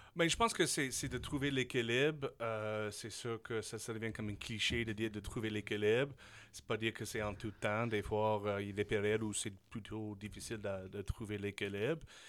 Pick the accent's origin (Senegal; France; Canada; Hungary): Canada; Saskatchewan; French is a second language; moved away as an adult; also born or lived in Switzerland / Taiwan; je suis un gars de la Saskatchewan.